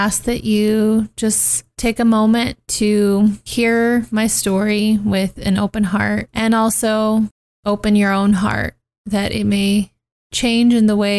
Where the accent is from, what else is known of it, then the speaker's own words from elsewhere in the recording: Turlock, California, United States; also born or lived in Los Angeles, California; I grew up in Turlock for a majority of my life. By 11, I was there